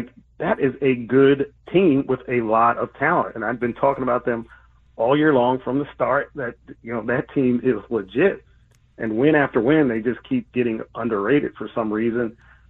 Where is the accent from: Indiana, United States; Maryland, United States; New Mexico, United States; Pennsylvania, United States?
Pennsylvania, United States; Philadelphia; moved away; I'm from Philly, originally from Philly.